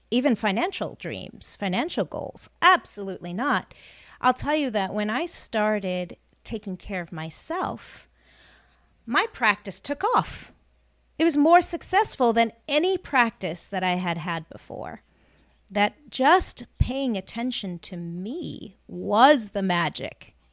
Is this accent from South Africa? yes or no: yes; South Africa; now in United States; You know, I'm from South Africa originally, my family immigrated. That hard work ethic was ingrained in us. You know, we had, you know, very little money when we moved to America.